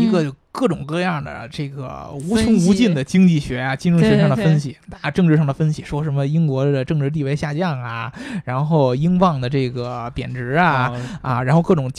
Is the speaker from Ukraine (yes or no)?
no; China; 对我也是中国人，只不过是我跟大家分析，就是因为我们从中国人的角度来说